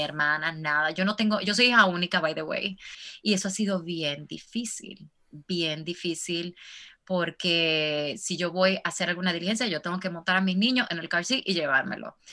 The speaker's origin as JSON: {"language": "Spanish", "town": "Santo Domingo", "region": "Distrito Nacional", "country": "Dominican Republic", "tie": "born or raised there", "moved": "as an adult", "lives_now": "United States", "said": "yo soy dominicana, como decimos nosotros, de pura cepa, nacida y criada en República Dominicana"}